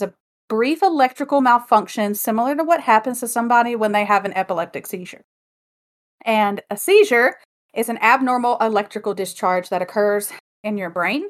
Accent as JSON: {"language": "English", "country": "United States", "accent": "twang"}